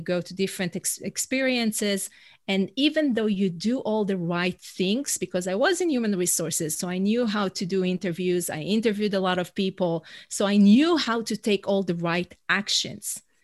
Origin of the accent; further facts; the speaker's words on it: Israel; first language Hebrew; English is a second language; moved away as an adult; now in New York City, United States; I'm originally from Israel. That's where my accent is from